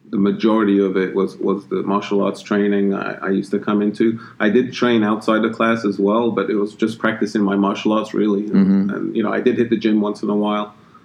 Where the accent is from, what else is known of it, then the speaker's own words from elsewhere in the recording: London, United Kingdom; now in United States; I'm from London, England. I did martial arts back in my early teens in England. And when I came to the States